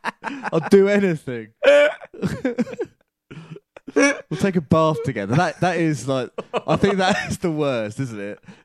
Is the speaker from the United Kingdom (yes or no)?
yes; Harrow, London, United Kingdom; moved away; I was born in Harrow.